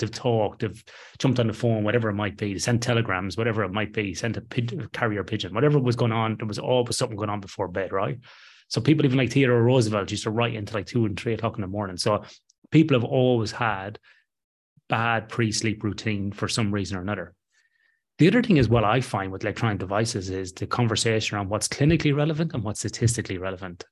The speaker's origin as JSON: {"language": "English", "country": "Ireland", "said": "I'm Irish Catholic"}